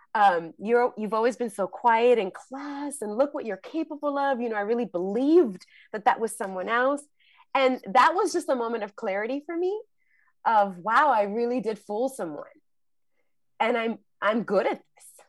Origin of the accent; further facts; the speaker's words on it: New York City, New York, United States; I grew up in the Bronx and, um, New York